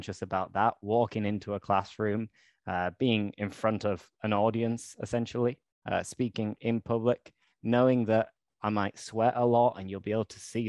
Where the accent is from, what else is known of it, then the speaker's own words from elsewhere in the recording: near Leeds, Yorkshire and the Humber, United Kingdom; I'm from England, near to Leeds, which is a city in the north of England